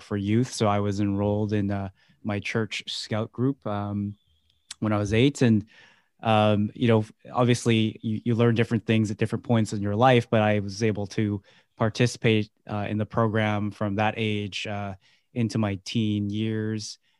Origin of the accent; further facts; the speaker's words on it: Vancouver, British Columbia, Canada; born and raised in Vancouver